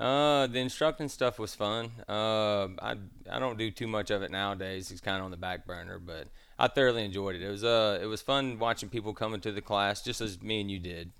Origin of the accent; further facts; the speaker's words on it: Star, Mississippi, United States; also born or lived in Pascagoula, Mississippi; I grew up landlocked in Starr, Mississippi, uh, nowhere near the ocean, but my, I was born in Pascagoula